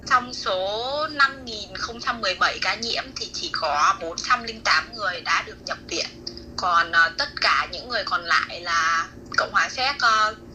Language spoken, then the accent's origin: Vietnamese; Haiphong, Vietnam; now in Plzeň, Czech Republic; em quê ở Việt Nam thì em ở Hải Phòng. Em đã sinh sống và làm việc tại Cộng hòa Séc được 5 năm và thành phố của em đang ở là thành phố Plzeň